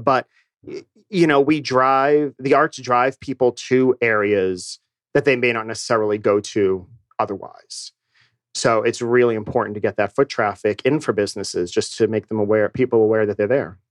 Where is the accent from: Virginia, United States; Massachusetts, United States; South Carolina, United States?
Massachusetts, United States; Boston; moved away as an adult; also born or lived in New York / Chicago; now in Atlanta, United States; I grew up in Boston, so I'm from New England